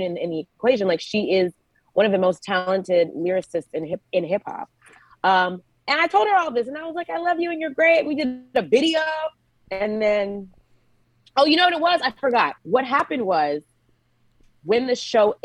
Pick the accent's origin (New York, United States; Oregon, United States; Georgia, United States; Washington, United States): Georgia, United States; moved away; So I'm originally a Georgia peach. I'm from Georgia.